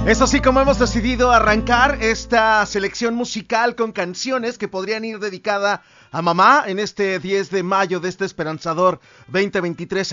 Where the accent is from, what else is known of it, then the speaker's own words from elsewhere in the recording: Mexico; como mexicanos podríamos